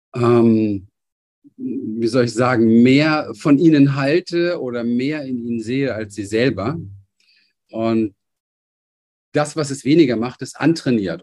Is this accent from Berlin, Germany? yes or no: yes; Berlin, Germany; ich bin aufgewachsen in Berlin, Hinterhof